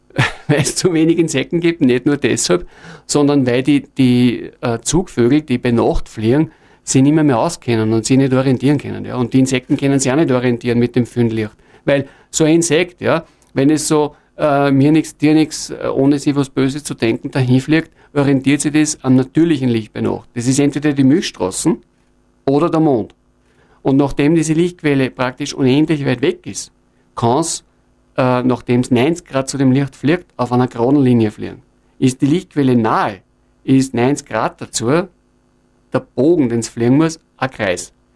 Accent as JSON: {"language": "German", "town": "Linz", "region": "Upper Austria", "country": "Austria", "also_born_or_lived": "Innviertel", "said": "in der Stadt Linz, wo ich herkomme"}